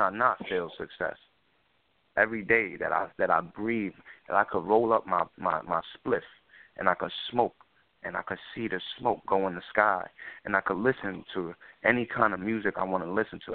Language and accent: English; New York City, New York, United States; I grew up in uh in the South Bronx